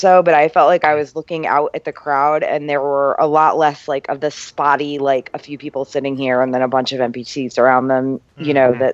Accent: Connecticut, United States; moved away; I'm from New England

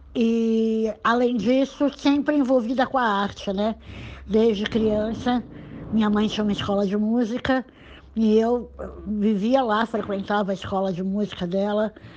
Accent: Santos, São Paulo, Brazil; nasci em Santos em 1956

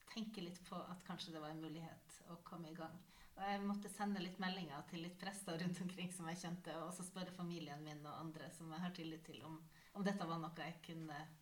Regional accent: Northern Norway, Norway; moved away; also born or lived in Nesset; Jeg vokste opp i Nord-Norge

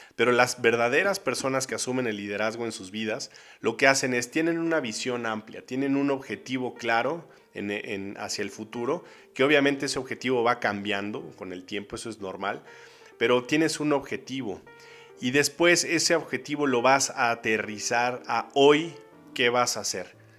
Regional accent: Mexico; yo soy mexicano por alguna razón, aquí me tocó nacer

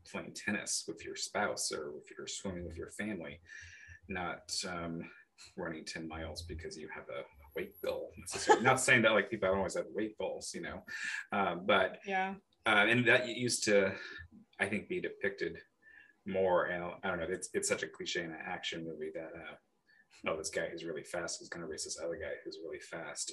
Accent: the Bay Area, California, United States; moved away as an adult; now in Milwaukee, United States; we are from the, the Bay

